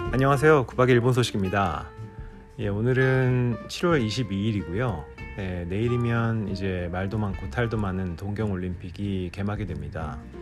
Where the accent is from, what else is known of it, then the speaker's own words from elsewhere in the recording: South Korea; now in Japan; 제가 한국 사람으로서